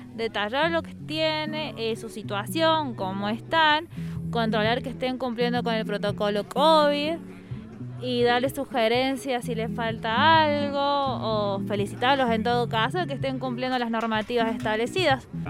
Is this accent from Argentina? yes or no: yes; Río Gómez, San Luis, Argentina; soy de Río Gómez